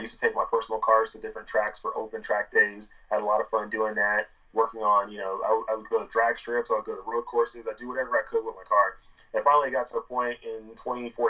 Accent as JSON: {"language": "English", "town": "Dallas", "region": "Texas", "country": "United States", "tie": "born or raised there", "said": "Originally, I'm from Dallas, Texas. I grew up there my whole life."}